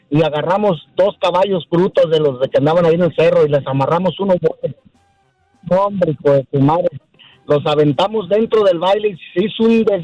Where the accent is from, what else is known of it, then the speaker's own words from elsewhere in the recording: a town near Guadalajara, Jalisco, Mexico; allá a mi pueblo. Los muecas. que está ahí cerca de Guadalajara.